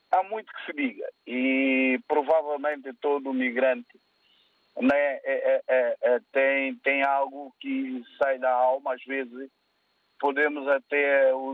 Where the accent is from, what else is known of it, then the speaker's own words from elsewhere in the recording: São Tomé, São Tomé & Príncipe; moved away; eu nasci em São Tomé.